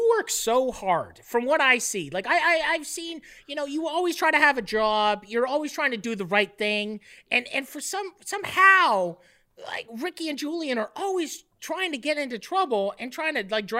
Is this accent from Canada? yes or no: yes; Canada; Being Canadian is the greatest. Being Canadian, if I wasn't Canadian, none of this would work because no one would believe me.